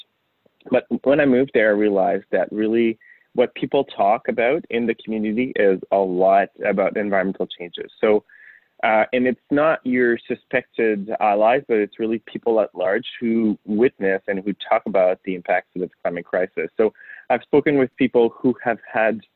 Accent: Montreal, Quebec, Canada; moved away as an adult; also born or lived in Yellowknife, Northwest Territories; I was born in Montreal, Canada, which is in the province of Quebec

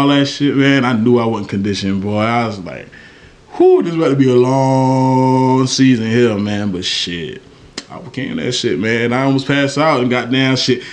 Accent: Walterboro, South Carolina, United States; also born or lived in Goose Creek, South Carolina; I'm from Walterboro, man. Got down. From Walterboro, really from Cartersville

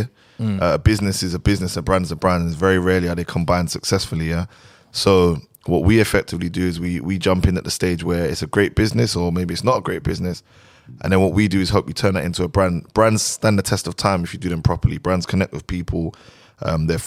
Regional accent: London, United Kingdom; moved away as an adult; now in Dubai, United Arab Emirates; I technically just came from Dubai, but obviously we're originally from London

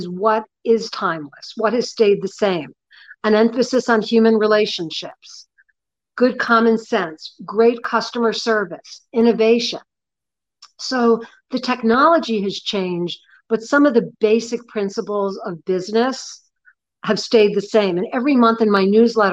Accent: New York, United States; I'm 65 years old and I'm from New York

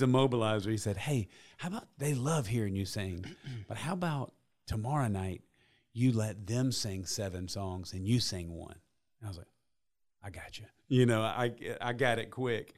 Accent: Columbus, United States; I grew up in Columbus. I love Columbus. I, I've been here my entire life

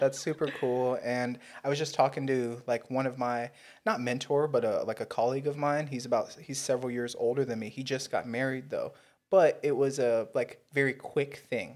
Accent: United States; We're both American.

